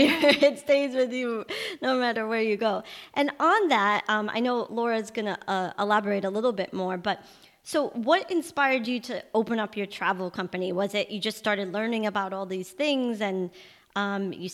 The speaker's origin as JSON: {"language": "English", "town": "New York City", "region": "New York", "country": "United States", "tie": "born or raised there", "said": "I was born in New York"}